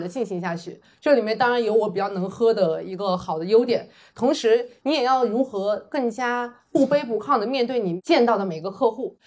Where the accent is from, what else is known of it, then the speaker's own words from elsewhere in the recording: Urumqi, Xinjiang, China; moved away; also born or lived in Huizhou, Guangdong; 我是在广东惠州出生，新疆乌鲁木齐长大，几乎没有去过大城市，我的家里面也是非常非常普通的普通家庭